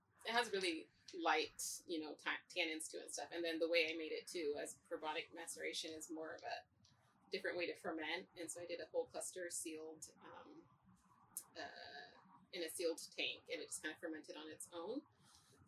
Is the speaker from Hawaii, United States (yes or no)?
no; Oregon, United States; growing up in Oregon, of course I'm environmentalist by birth here